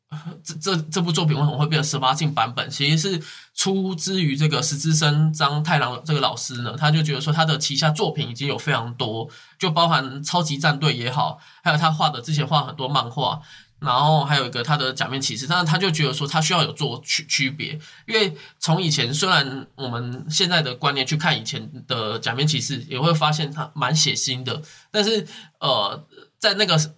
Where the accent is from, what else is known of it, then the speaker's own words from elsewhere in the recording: Taiwan; 我们台湾人